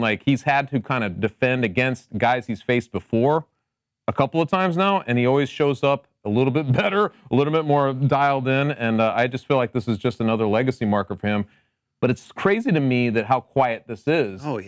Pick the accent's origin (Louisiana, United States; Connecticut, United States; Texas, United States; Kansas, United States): Connecticut, United States; I'm also from Connecticut, but I am known as the mayor of the Nutmeg State.